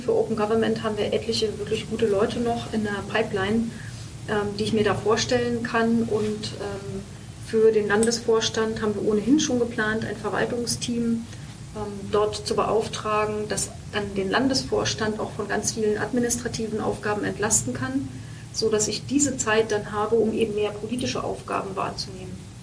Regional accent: Brandenburg, Germany; ich bin Brandenburgerin

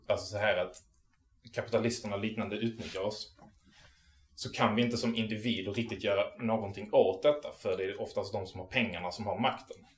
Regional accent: Malmö, Skåne, Sweden; also born or lived in Arlöv; jag är från Malmö. Jag är uppväxt i eh, Arlöv och Rosengård

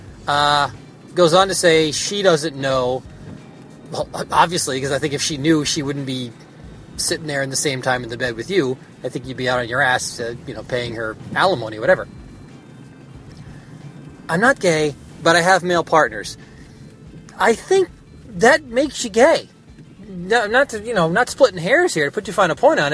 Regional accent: United States; I'm an American. That's what I am. I was born here.

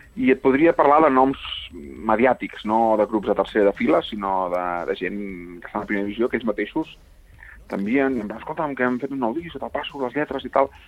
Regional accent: Catalonia, Spain; som catalans

